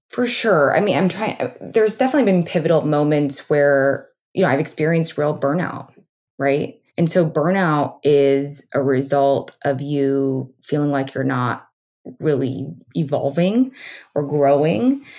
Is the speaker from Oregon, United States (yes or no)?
yes; Oregon, United States; also born or lived in New York; now in Los Angeles, United States; I grew up on a farm in Oregon.